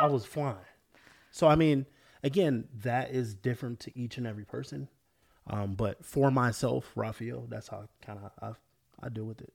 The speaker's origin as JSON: {"language": "English", "region": "Florida", "country": "United States", "tie": "born or raised there", "also_born_or_lived": "California", "moved": "yes", "said": "I grew up in Florida, moved to California"}